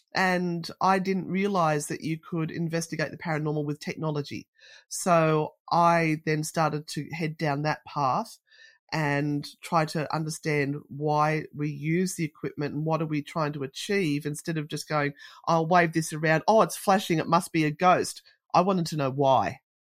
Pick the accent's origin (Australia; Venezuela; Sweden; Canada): Australia; being Australian